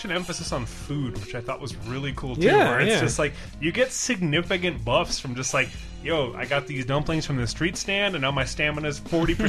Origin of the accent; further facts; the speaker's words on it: United States; I'm an American. I'm used to six-lane highways.